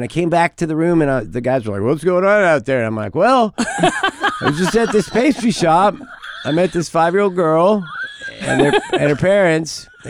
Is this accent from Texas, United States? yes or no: yes; Texas, United States; You know, I was from Texas, you know, being from mm-hmm. Texas.